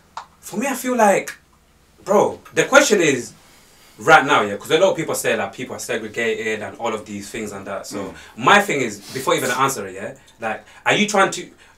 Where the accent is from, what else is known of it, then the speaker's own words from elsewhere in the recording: London, United Kingdom; obviously I'm from Tottenham, innit, North London, and obviously I've lived there most of my life, innit.